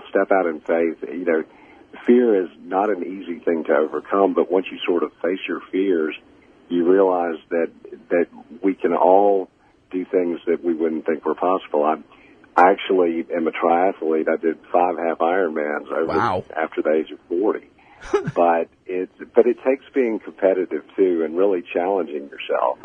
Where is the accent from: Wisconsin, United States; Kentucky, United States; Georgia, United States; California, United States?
Georgia, United States; Augusta; also born or lived in Montreal, Canada; I was born in Montreal and moved to Augusta when I was 4 years old, a painfully shy kid with a thick Canadian accent, dropped off at the middle of the deep south